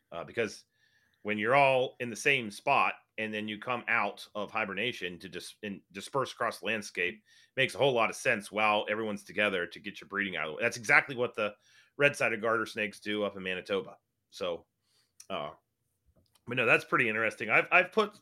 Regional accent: West Virginia, United States; I'm from West Virginia

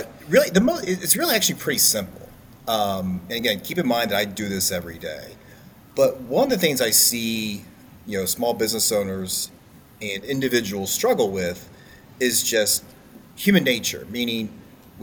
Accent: Marysville, Ohio, United States; I grew up here in Central Ohio, been here my whole life, grew up just outside of Marysville on a farm

